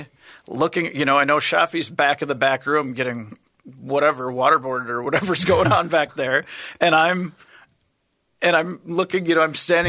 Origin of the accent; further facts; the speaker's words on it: United States; I'm from the United States.